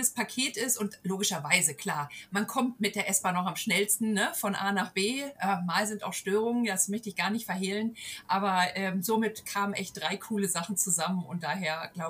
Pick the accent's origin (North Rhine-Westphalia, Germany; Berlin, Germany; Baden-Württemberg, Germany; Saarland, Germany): Berlin, Germany; die haben uns auch so überzeugt, ja, auch als, als Berliner und als die, die das auch wirklich realistisch